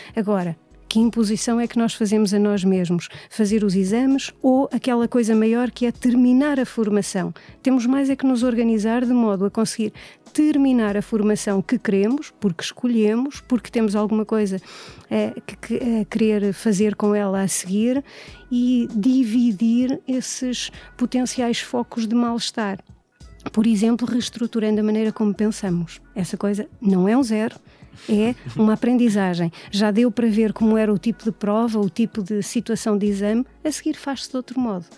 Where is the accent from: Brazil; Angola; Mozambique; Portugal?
Portugal; Coimbra, Centro; nasci e tenho vivido sempre em Coimbra